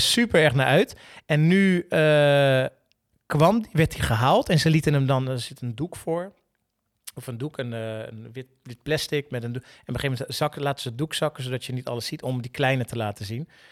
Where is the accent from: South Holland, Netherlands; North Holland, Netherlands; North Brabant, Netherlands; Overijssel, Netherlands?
South Holland, Netherlands; Rotterdam; zeiden we allebei, ja, gewoon Rotterdam